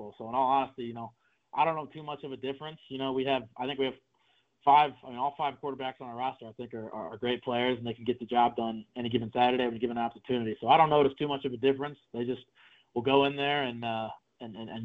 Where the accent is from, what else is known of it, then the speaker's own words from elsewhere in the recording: Midwest, United States; moved away as an adult; also born or lived in Indiana / Ohio / Illinois; now in Flagstaff, United States; I was born and raised in the Midwest, lived in Indiana, Ohio, and Illinois my whole life